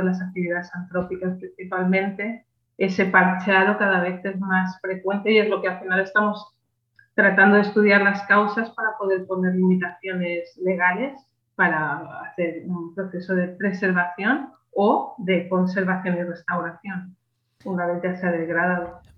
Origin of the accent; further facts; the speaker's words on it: Catalonia, Spain; also born or lived in Alicante; yo nací en Alicante pero desde ah, muy pequeña, muy pequeña me fui a Cataluña